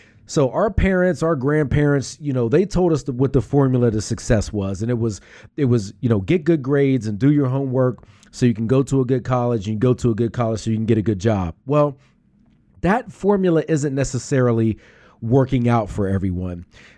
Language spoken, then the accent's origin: English; Pittsburgh, Pennsylvania, United States; now in Philadelphia, United States; Let me make it clear to everybody. I'm from Pittsburgh.